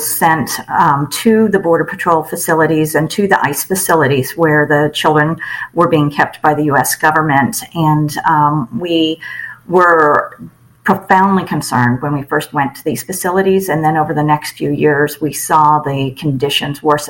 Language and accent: English; Los Angeles, California, United States; I was raised in the San Fernando Valley, and you know, growing up in the 70s and 80s, we saw a lot of changes in our neighborhood